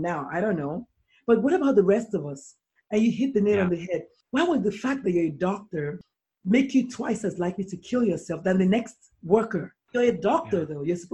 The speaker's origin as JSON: {"language": "English", "country": "Nigeria", "said": "I'm a Nigerian black female."}